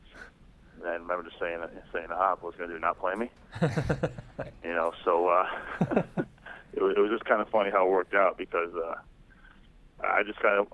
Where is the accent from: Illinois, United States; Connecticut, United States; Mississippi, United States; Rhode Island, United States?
Rhode Island, United States; moved away as an adult; go back to my home state of Rhode Island